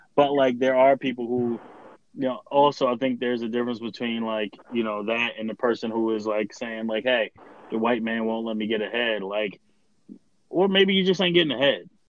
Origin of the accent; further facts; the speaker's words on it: Baltimore, Maryland, United States; I identify with my hometown, like Baltimore